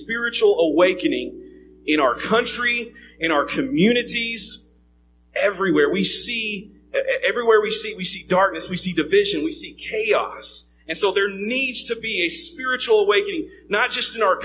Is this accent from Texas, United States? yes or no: yes; East Texas, United States; I grew up in East Texas, so East Texas, grew up there